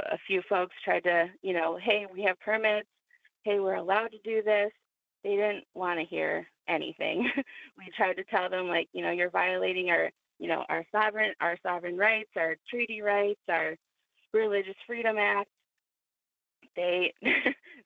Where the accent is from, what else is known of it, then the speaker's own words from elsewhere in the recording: Detroit, Michigan, United States; moved away; I'm originally from Detroit. So I had traveled down, and this was one of the first times I had come home